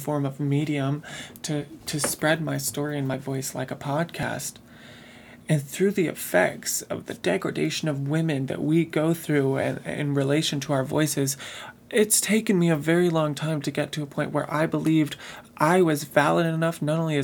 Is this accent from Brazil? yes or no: no; Midwest, United States; I grew up in the Midwest.